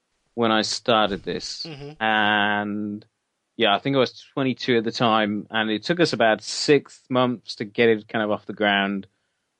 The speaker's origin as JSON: {"language": "English", "region": "Wales", "country": "United Kingdom", "said": "we are proud of being Welsh"}